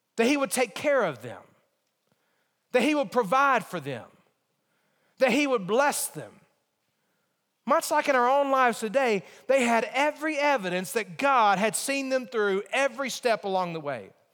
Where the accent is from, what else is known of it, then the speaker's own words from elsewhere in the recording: Alabama, United States; moved away; also born or lived in Virginia; my mentality growing up in Alabama